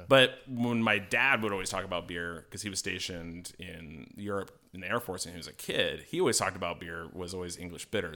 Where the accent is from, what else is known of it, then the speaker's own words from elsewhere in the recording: Colorado, United States; moved away; I'm from Colorado originally